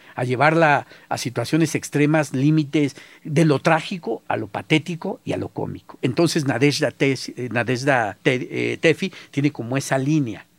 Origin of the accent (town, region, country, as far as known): Mexico